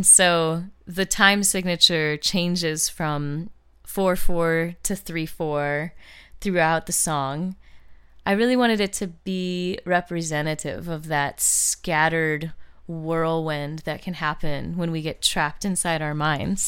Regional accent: St. Louis, Missouri, United States; moved away as an adult; now in Los Angeles, United States; moving from my hometown of St. Louis, Missouri, where I lived my whole life

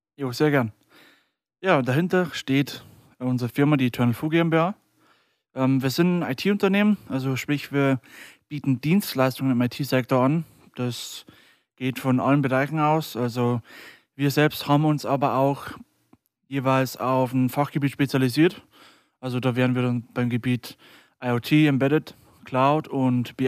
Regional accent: near Deggendorf, Bavaria, Germany; bin 23 Jahre alt und komme aus der Nähe von Deggendorf

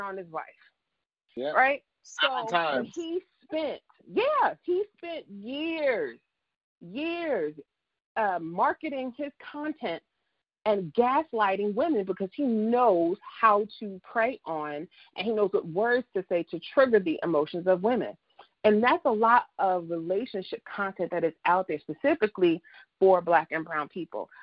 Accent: New Jersey, United States; now in Dallas, United States; I'm from Jersey

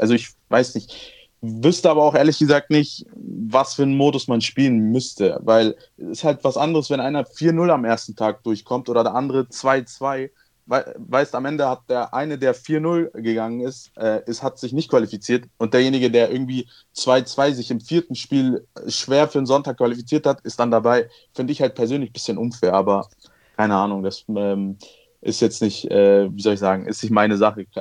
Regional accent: Munich, Bavaria, Germany; in München äh, wo ich auch selbst wohne. Also ich bin ja auch Münchner

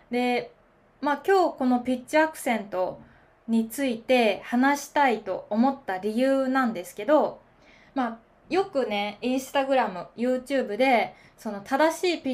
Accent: Kansai, Osaka, Japan; 私、大阪、まあ関西出身なので、

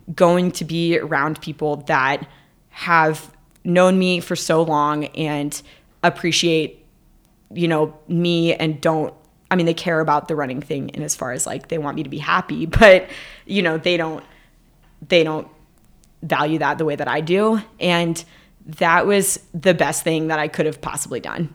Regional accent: Dallas, Texas, United States; moved away; I went to Texas, which is where I'm from. I went to my hometown of Dallas

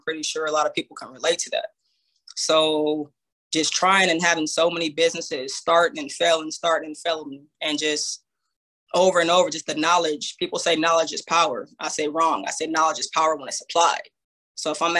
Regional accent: Banning, California, United States; I'm from the Inland Empire, a city called Banning, California.

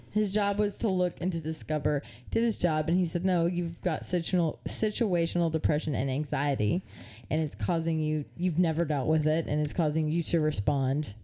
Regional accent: United States; I love being an American citizen

